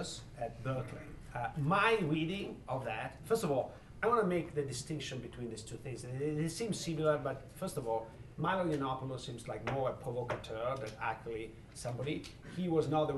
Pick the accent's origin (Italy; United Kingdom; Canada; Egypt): Italy; moved away as an adult; now in Chicago, United States; growing up in Italy, but when I grew up in Italy in the 70s